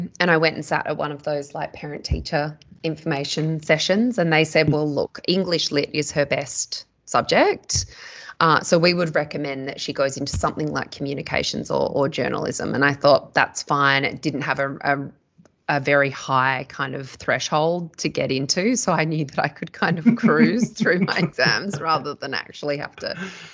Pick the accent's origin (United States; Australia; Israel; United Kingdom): Australia; Perth, Western Australia; moved away as an adult; also born or lived in Sydney; I grew up in Perth in Western Australia